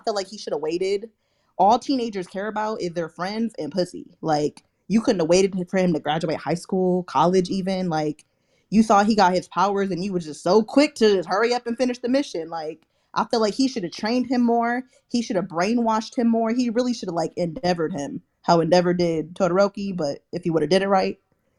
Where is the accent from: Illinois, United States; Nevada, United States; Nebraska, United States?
Nevada, United States; Las Vegas; I'm from Vegas